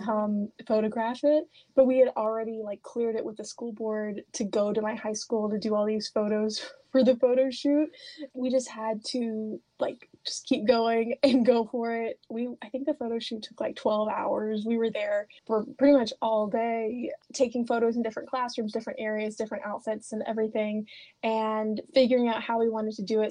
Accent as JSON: {"language": "English", "town": "Oliver Springs", "region": "Tennessee", "country": "United States", "tie": "born or raised there", "said": "I love growing up in Oliver Springs"}